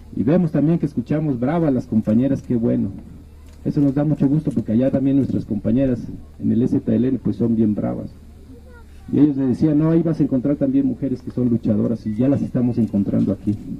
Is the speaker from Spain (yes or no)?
no; Chiapas, Mexico; nosotros somos indígenas de Chiapas, todos, la mayoría.